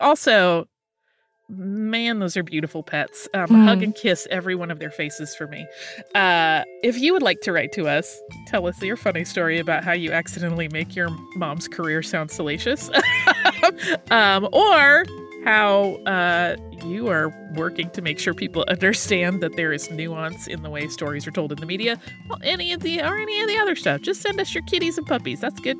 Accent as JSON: {"language": "English", "region": "Nevada", "country": "United States", "tie": "born or raised there", "said": "I grew up in Nevada, and my mom was a casino worker, often dealing cards, which is a very common job. When I moved to upstate New York"}